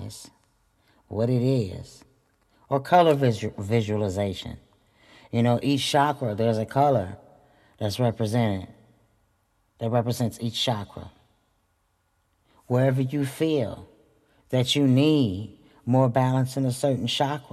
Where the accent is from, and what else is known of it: Flint, Michigan, United States; born or raised there